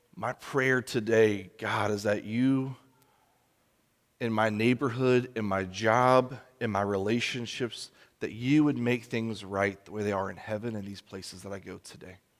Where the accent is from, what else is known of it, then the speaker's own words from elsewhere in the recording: United States; us as American Christians